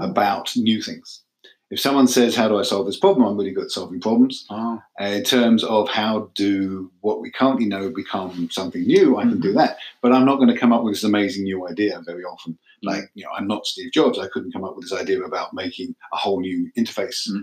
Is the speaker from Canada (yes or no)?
no; England, United Kingdom; moved away as an adult; also born or lived in Manchester; now in United States; I'm from England